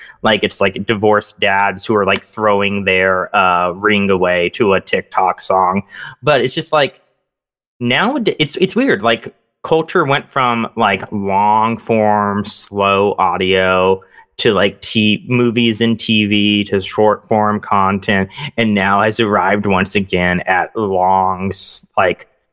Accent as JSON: {"language": "English", "region": "North Texas", "country": "United States", "tie": "born or raised there", "said": "Growing up in North Texas, and my parents grew up, my mom grew up in Hillsboro, Ohio, and my dad grew up in Findlay"}